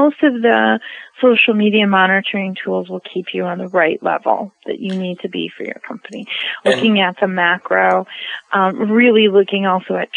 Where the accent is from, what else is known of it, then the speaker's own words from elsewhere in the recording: United States; I'm an American